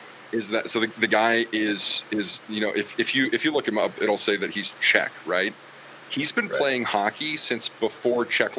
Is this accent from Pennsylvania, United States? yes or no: yes; near Pittsburgh, Pennsylvania, United States; growing up in proximity to Pittsburgh